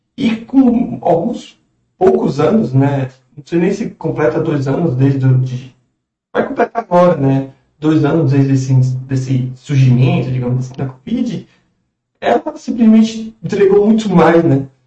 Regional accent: Brazil; nós, como brasileiros

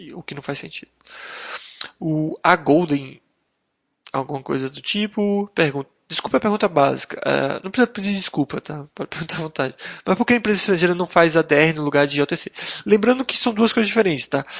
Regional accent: Brazil; residentes e, e como brasileiros

